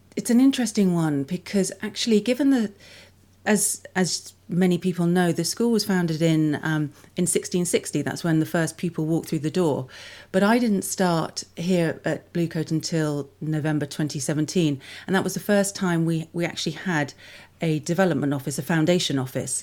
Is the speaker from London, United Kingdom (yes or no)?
yes; London, United Kingdom; moved away as an adult; also born or lived in Melbourne, Australia / Canberra, Australia; I grew up in London, in a place called Saint Margaret's, which is between Twickenham and Richmond, so southwest London